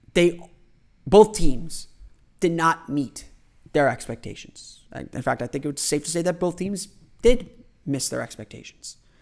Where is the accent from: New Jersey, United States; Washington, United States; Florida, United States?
Florida, United States; Orlando; I am a lifelong Orlando resident. I was born here in Orlando